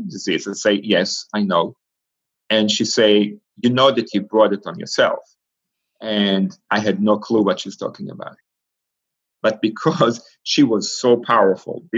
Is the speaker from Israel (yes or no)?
yes; Israel; moved away as an adult; I grew up in Israel, and Israel is Jewish